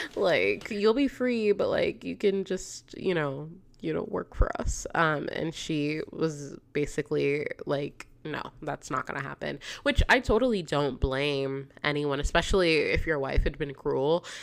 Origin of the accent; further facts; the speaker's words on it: South Florida, United States; I'm from South Florida